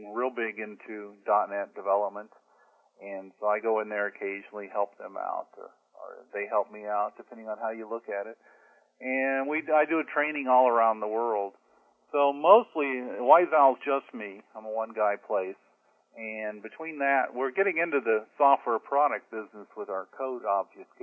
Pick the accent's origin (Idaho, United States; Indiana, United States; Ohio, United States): Indiana, United States; moved away as an adult; now in San Diego, United States; I grew up in Indiana, and the company I worked for back in 1978 sent me to California for training